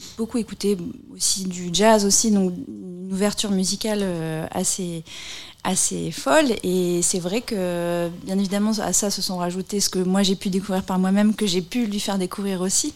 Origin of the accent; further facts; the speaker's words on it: Bourges, Centre-Val de Loire, France; je suis de Bourges aussi à la base